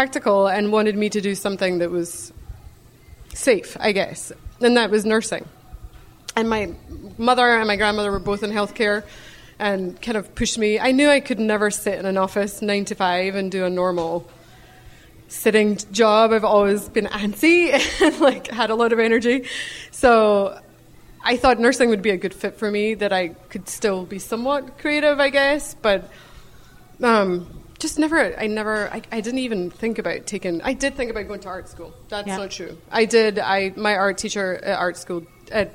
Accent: Scotland, United Kingdom; moved away; I grew up in Scotland. You can probably hear my accent.

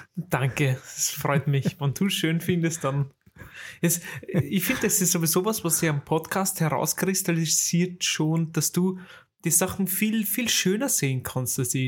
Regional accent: Vienna, Austria; bei uns in Wien

